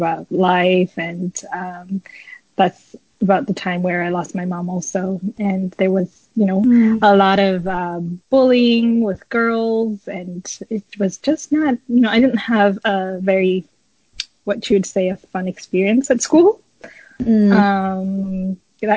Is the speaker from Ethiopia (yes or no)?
yes; Addis Ababa, Ethiopia; I was born in Addis in Ethiopia, and I grew up there